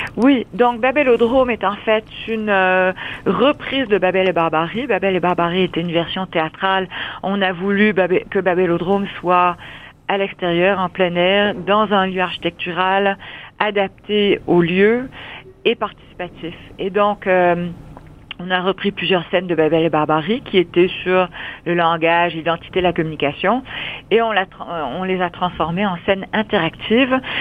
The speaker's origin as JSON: {"language": "French", "region": "London", "country": "United Kingdom", "tie": "born or raised there", "also_born_or_lived": "Vancouver, Canada / Windsor, Canada", "moved": "yes", "lives_now": "Montreal, Canada", "said": "je suis née à Londres"}